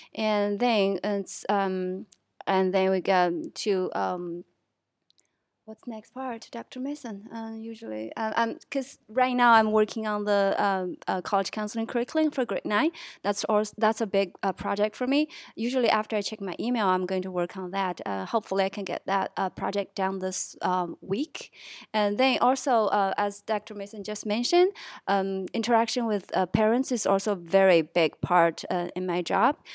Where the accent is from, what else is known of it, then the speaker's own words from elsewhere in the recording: Chongqing, China; moved away as an adult; now in Shenzhen, China; I'm from Chongqing, China